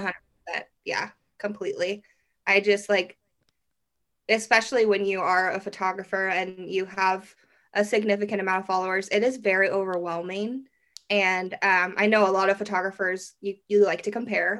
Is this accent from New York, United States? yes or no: no; Derby, Kansas, United States; I'm from Derby, Kansas, which is just like a little suburb outside of Wichita